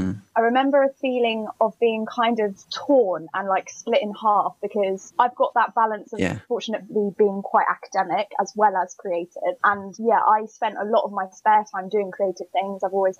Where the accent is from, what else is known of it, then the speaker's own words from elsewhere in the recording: Storrington, South East England, United Kingdom; also born or lived in London; So I live in a very sleepy village called Storrington, which is about half an hour from Chichester, or 40 minutes from Brighton. And okay. I've lived here my whole life, never moved out, apart from when I moved to London for drama school.